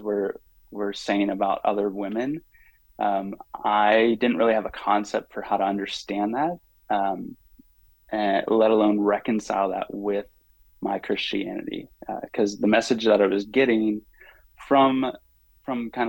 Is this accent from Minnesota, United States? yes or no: no; Pittsburgh, Pennsylvania, United States; I grew up in Pittsburgh, Pennsylvania